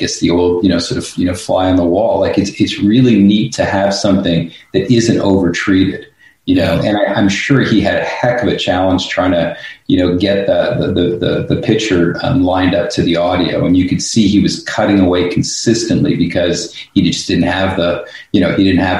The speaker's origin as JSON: {"language": "English", "town": "Montreal", "region": "Quebec", "country": "Canada", "tie": "born or raised there", "said": "I grew up in Montreal"}